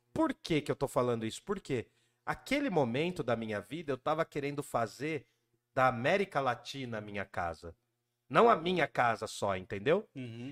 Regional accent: Jundiaí, São Paulo, Brazil; moved away as an adult; also born or lived in Guarulhos / Mooca, São Paulo / República, São Paulo; nasci em Jundiaí

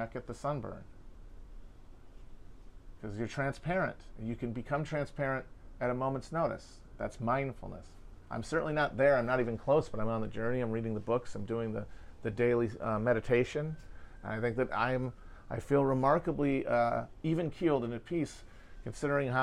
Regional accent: United States; as an American

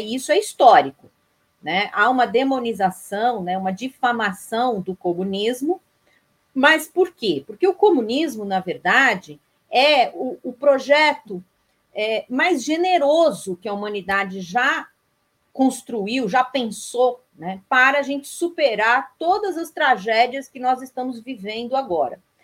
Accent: São Paulo, Brazil; moved away as an adult; now in Vitória da Conquista, Brazil; sou paulistana de nascimento

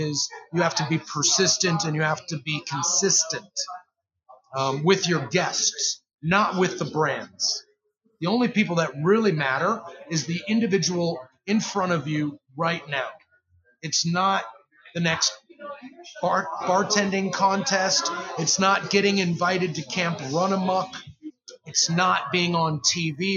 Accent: Chicago, Illinois, United States; now in Louisville, United States; I'm originally from Chicago

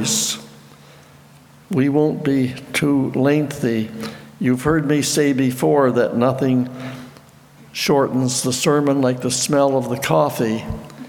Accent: Petitcodiac, New Brunswick, Canada; I was stationed in Chatham, about 2 hours from my home in Petticoatiac

